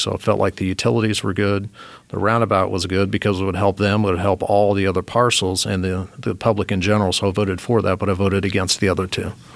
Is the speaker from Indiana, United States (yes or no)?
yes; Morristown, Indiana, United States; also born or lived in Germany / Italy / Texas; now in Fishers, United States; grew up in Morristown, Indiana. Uh, that's where I was for the most part